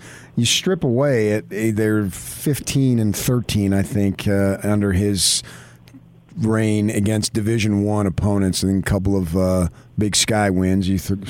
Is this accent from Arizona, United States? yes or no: yes; Arizona, United States; I grew up in Arizona